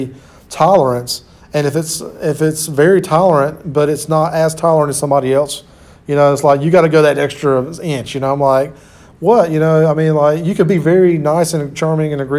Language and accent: English; Sampson County, North Carolina, United States; I grew up in Sampson County, which is about 30 minutes away or 30 miles.